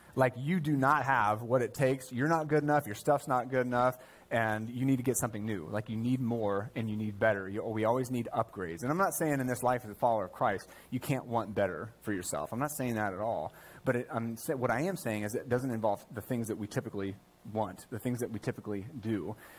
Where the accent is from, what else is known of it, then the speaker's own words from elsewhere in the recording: United States; as an American